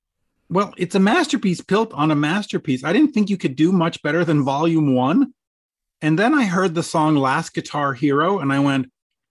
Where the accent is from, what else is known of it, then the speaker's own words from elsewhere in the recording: Canada; as a Canadian